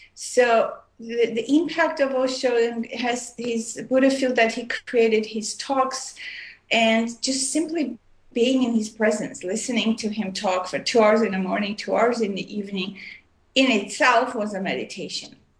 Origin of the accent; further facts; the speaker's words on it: Armenia; also born or lived in Montreal, Canada / Oregon, United States / India; now in Vancouver, Canada; I was born in Armenia, which is uh, part of used to be part of USSR, and I left in 1976, and I moved to uh, Montreal, Canada, and I lived there for many years